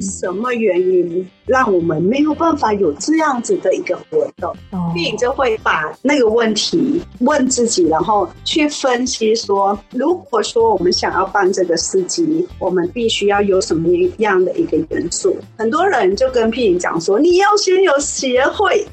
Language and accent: Chinese; Thailand; first language Thai; Chinese is a second language; moved away as an adult; now in Kaohsiung, Taiwan; 我们住在泰国，大部分我们都是用泰文